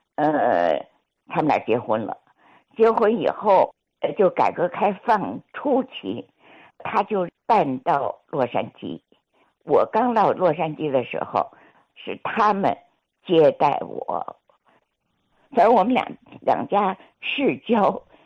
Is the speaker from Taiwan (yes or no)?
no; Munan Road No. 79, Tianjin, China; 我记得我小的时候，就在木兰道七十九号，就现在的景贝区幼儿园，那不是大铁门嘛